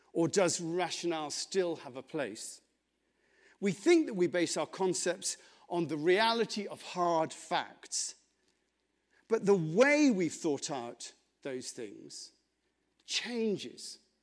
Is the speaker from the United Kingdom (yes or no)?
yes; England, United Kingdom; I'm English